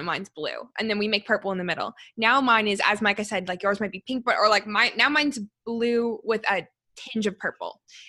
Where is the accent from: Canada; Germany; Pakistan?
Canada; I'm a Canadian